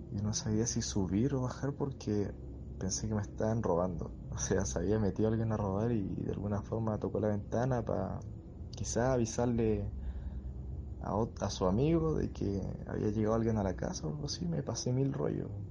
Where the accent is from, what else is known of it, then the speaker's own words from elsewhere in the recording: Valdivia, Los Ríos, Chile; yo soy de Valdivia